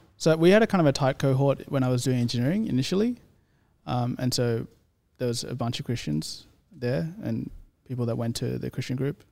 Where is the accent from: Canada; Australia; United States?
Australia; Sydney, New South Wales; accent: Australian; also born or lived in India; I grew up in the Shire